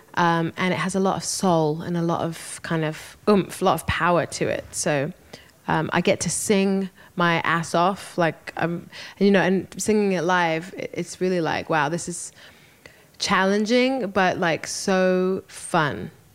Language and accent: English; London, United Kingdom; moved away; I had a, a wonderful show in, in London. It was a homecoming show, you know, to my hometown